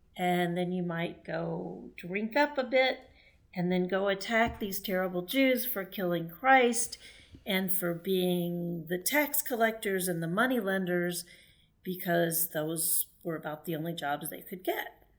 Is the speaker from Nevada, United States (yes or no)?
no; Texas, United States; I grew up in Texas